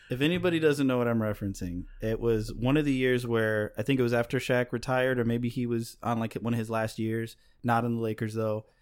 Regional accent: Chicago, Illinois, United States; I'm from Chicago

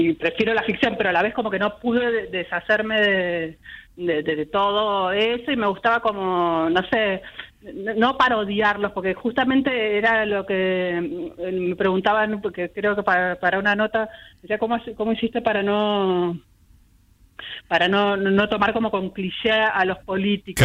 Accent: Buenos Aires, Argentina; yo soy más porteña que nada, ¿viste? nena de balcón, así de toda la vida, nacida en el bosque, ahí en Malavia y Güemes, y chica de departamento

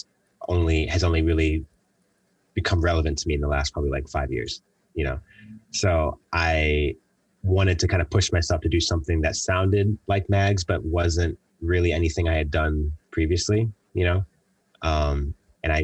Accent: Buffalo, New York, United States; moved away as an adult; also born or lived in Los Angeles; leaving Buffalo

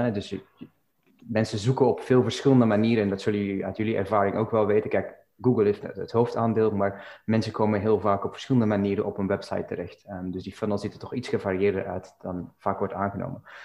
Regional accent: Belgium; now in Dublin, Ireland; ik woon en werk in Dublin op dit moment, maar ben oorspronkelijk uit België

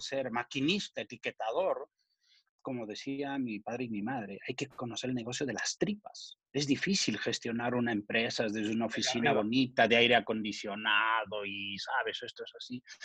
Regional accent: Ayacucho, Peru; moved away; he hecho un patronato en Perú para ayudar a mi tierra y a Cucho

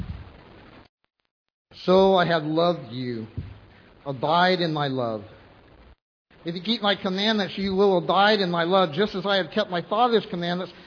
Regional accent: Vancouver, British Columbia, Canada; we're from Vancouver

